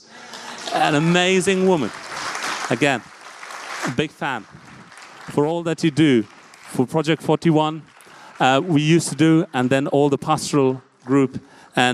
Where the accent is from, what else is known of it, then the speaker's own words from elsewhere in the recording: India; I'm an Asian from India